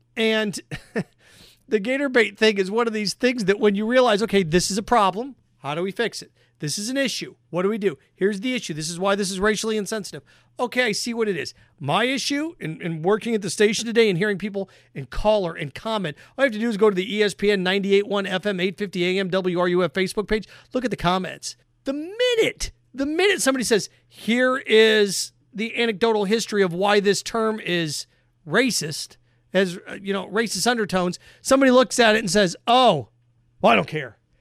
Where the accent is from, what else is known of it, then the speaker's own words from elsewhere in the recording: Indiana, United States; I grew up in Indiana